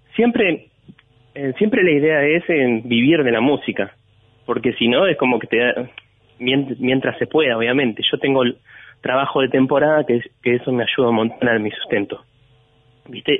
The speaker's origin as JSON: {"language": "Spanish", "town": "Necochea", "region": "Buenos Aires Province", "country": "Argentina", "tie": "born or raised there", "moved": "as an adult", "lives_now": "Buenos Aires, Argentina", "said": "nací en Buenos Aires. Prácticamente me, mi vieja me vino a tener acá. Y ah. después volvimos a Necochea"}